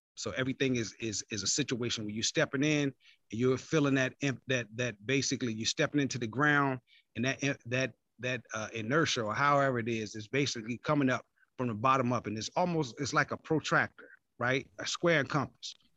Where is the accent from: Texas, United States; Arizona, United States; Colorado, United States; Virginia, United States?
Virginia, United States; also born or lived in East Point, Atlanta, Georgia; now in Atlanta, United States; I'm from Virginia, man, but I live in Atlanta, though